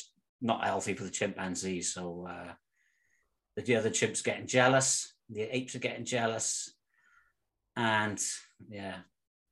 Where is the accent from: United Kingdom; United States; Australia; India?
United Kingdom; Cwmbran, Wales; moved away as an adult; now in Netherlands; we're both from Cwmbran, South Wales. But I've been living in Holland for the last third of my life